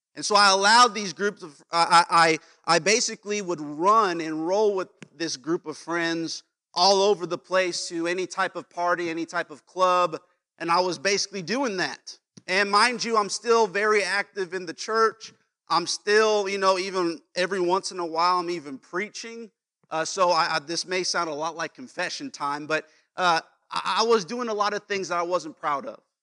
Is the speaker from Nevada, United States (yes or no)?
yes; Las Vegas, Nevada, United States; moved away as an adult; Las Vegas, where I'm from